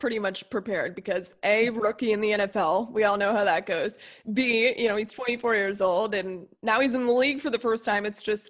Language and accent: English; South Florida, United States; I'm from South Florida.